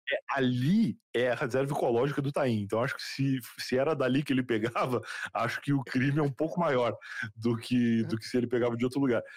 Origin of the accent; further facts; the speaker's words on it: Rio Grande, Rio Grande do Sul, Brazil; casa que eu cresci no Rio Grande do Sul, lá em Rio Grande